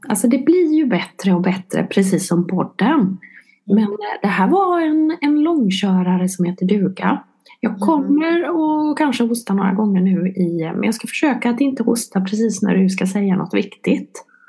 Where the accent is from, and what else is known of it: Vetlanda, Jönköping County, Sweden; now in Helsingborg, Sweden